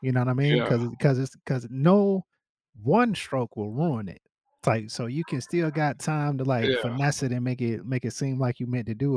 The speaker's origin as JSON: {"language": "English", "country": "United States", "said": "two Carolina boys"}